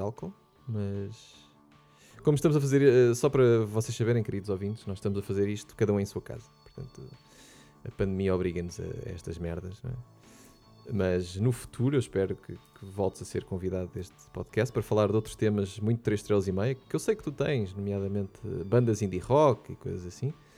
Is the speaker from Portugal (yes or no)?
yes; Portugal; como bons portugueses que somos e gostamos muito de nos queixar